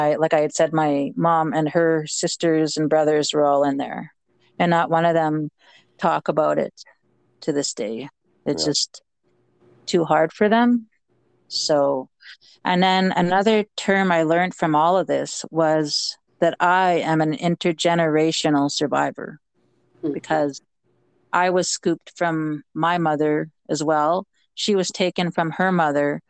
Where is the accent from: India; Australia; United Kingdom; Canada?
Canada; Regina, Saskatchewan; also born or lived in James Smith Cree Nation, Saskatchewan; my hometown